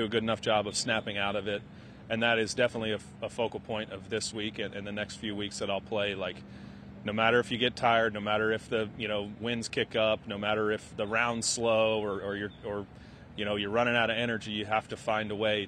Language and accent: English; Kansas City, Missouri, United States; I grew up in Kansas City